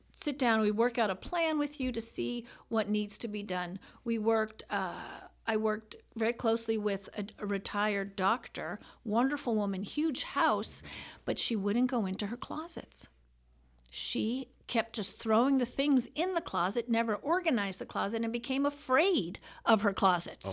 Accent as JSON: {"language": "English", "town": "New York City", "region": "New York", "country": "United States", "tie": "born or raised there", "said": "born and raised in New York City"}